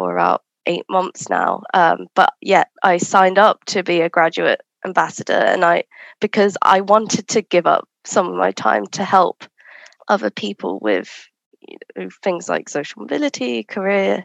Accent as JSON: {"language": "English", "region": "London", "country": "United Kingdom", "tie": "born or raised there", "said": "I was born and raised in London"}